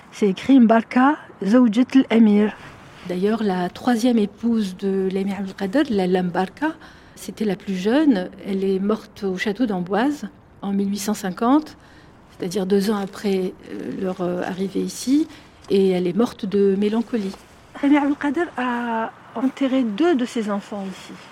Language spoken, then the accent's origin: French; Algiers, Algiers Province, Algeria; moved away as an adult; now in France; j'ai 50 ans, je suis née à Alger, je vis en France depuis pratiquement 30 ans maintenant, c'est-à-dire euh, en France plus qu'en Algérie.